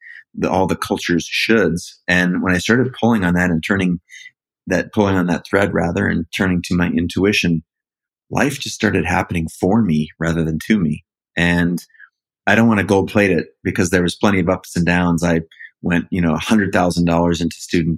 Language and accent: English; Seattle, Washington, United States; I was an only child, born and raised in Seattle, up in the northwest corner of the States.